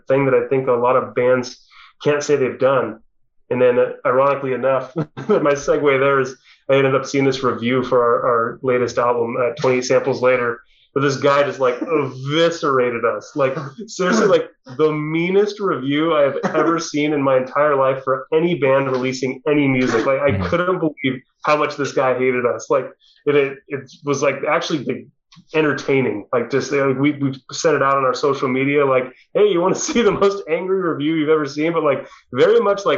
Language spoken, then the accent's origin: English; Orange County, California, United States; we all are basically from Orange County